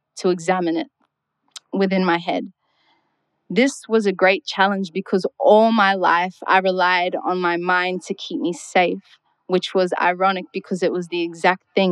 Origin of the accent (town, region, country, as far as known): Darwin, Northern Territory, Australia; born or raised there